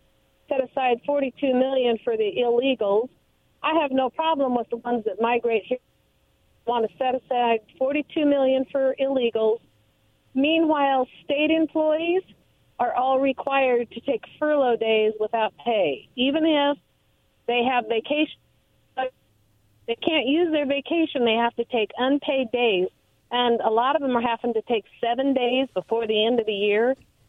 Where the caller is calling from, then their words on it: Pasco, Washington, United States; calling from West Pasco.